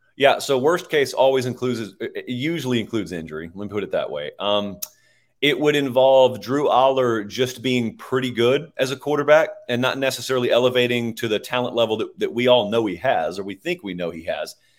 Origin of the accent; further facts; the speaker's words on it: Georgia, United States; moved away; I grew up in Georgia. I'm in Nashville right now